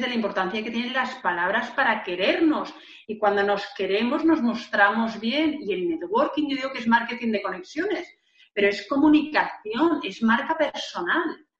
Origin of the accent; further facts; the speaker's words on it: Valencian Community, Spain; Yo tengo que decir que yo soy de Valencia, de un pueblo donde eh, eh, pasaba la ruta del bacalao